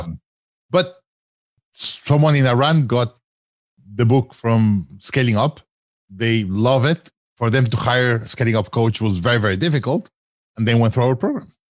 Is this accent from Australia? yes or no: no; Mexico; I grew up in Mexico